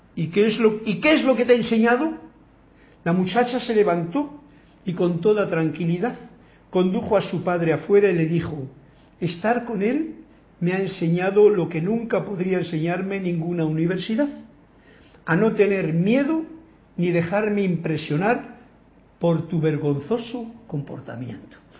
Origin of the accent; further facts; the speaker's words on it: Spain; yo he nacido en España